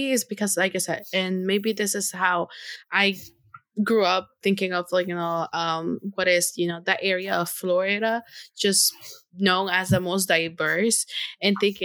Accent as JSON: {"language": "English", "country": "Honduras", "first_language": "Spanish", "second_language": "English", "moved": "yes", "said": "I'm from Honduras"}